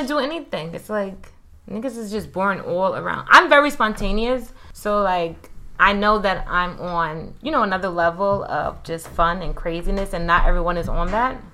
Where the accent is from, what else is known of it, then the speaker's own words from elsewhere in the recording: New York City, New York, United States; moved away; also born or lived in Miami; I'm from Brooklyn, but I used to live in Miami. Now I live here.